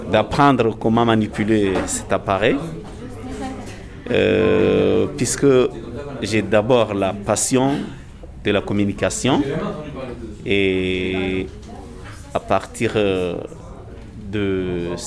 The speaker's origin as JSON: {"language": "French", "country": "Comoros", "said": "Je suis comorienne."}